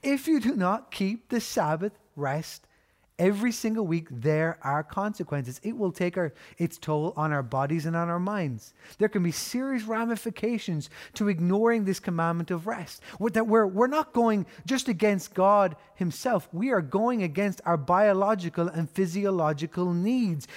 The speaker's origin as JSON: {"language": "English", "country": "Ireland", "said": "We know this as Irish people 'cause we've grown up with the motto"}